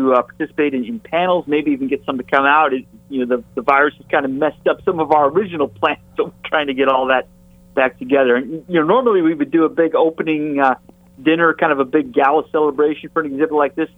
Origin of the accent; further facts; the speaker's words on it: northern Michigan, United States; I grew up in Michigan, in northern Michigan or the northern lower peninsula